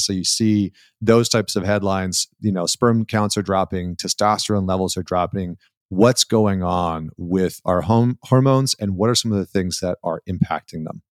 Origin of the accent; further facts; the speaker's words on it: Canada; I grew up in Canada